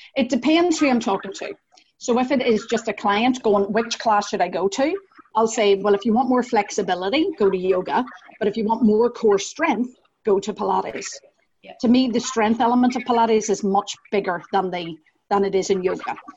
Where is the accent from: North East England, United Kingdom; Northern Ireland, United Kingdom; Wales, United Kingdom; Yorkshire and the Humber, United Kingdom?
Northern Ireland, United Kingdom; accent: Northern Irish; also born or lived in Scottish countryside; now in Glasgow, United Kingdom; as you might be able to hear from my accent, I am Northern Irish